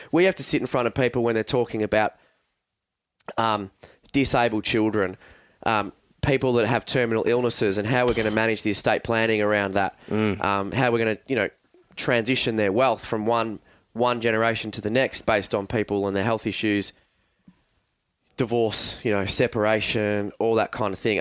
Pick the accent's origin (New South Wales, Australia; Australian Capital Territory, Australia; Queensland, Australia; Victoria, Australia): Victoria, Australia; Mount Eliza; also born or lived in Frankston; I grew up down on the Mornington Peninsula